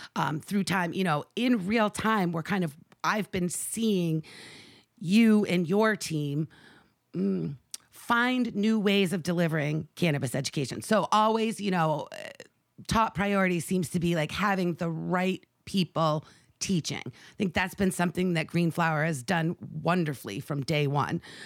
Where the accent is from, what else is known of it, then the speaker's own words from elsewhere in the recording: Maine, United States; my home state of Maine